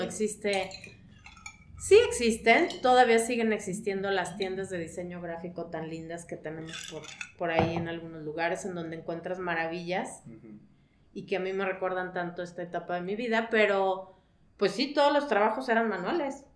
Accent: León, Guanajuato, Mexico; soy de León, Guanajuato

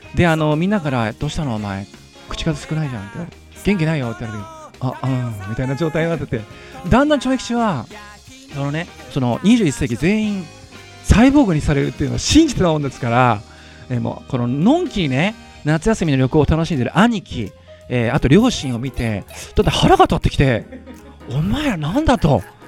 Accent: Yamanashi, Japan; 山梨県出身なんですけれども西沢渓谷っていうのがあの私の地元

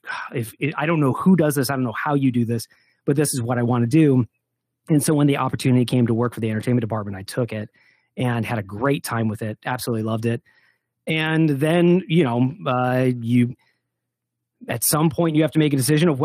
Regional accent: Detroit, Michigan, United States; also born or lived in Southern California; I grew up in the Midwest. I grew up in the Detroit area

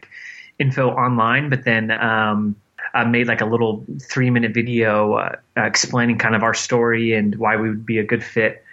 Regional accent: Florida, United States; I was adopted by my aunt and uncle, my mother's sister, where I grew up in Florida

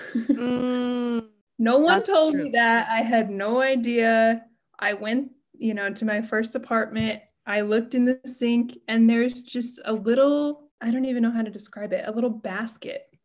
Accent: United States; moved away as an adult; now in Japan; I'm American and I'm living in Japan

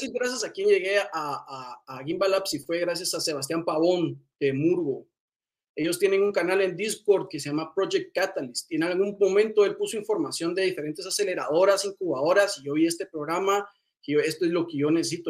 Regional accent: Guatemala; Yo soy originario de Guatemala

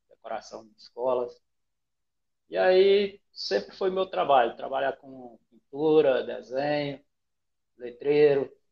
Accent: Rondon do Pará, Pará, Brazil; also born or lived in Bahia; E aí eu, eu sou um baiano, né, nasci na Bahia, vim para cá é, com três meses de nascido, e estou aqui

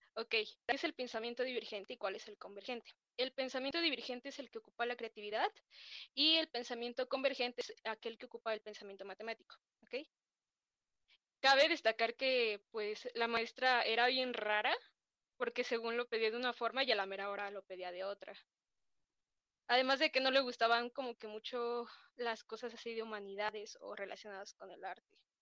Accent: Ecatepec, State of Mexico, Mexico; Yo soy originaria del Estado de México, de Catepec.

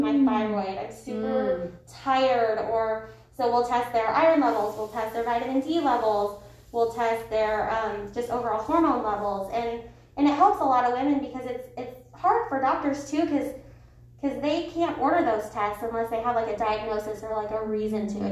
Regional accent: Nebraska, United States; moved away as an adult; also born or lived in Lincoln, Nebraska; now in Wichita, United States; I was actually born and raised in Nebraska, so just north of here

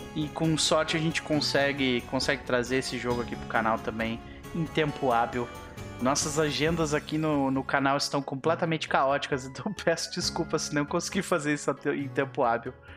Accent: Brazil; como brasileiros que somos, nós não desistimos com facilidade

